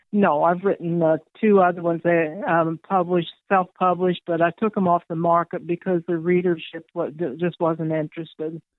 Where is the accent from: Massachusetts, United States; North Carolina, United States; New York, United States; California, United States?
North Carolina, United States; moved away; I'm from North Carolina. Well, my mother was, and uh, I lived there for 21 years